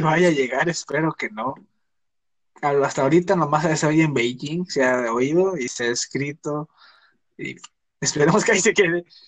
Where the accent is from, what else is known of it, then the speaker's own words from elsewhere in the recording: Mexico; somos mexicanos todos